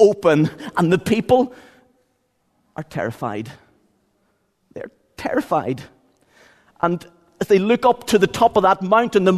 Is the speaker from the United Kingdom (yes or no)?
yes; Ballygawley, Northern Ireland, United Kingdom; I'm from County Tyrone